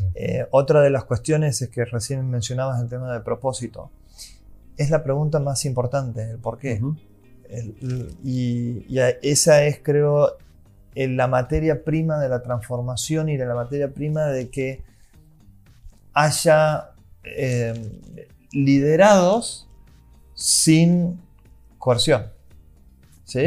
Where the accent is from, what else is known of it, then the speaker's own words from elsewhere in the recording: Santiago del Estero, Argentina; vengo de Santiago del Estero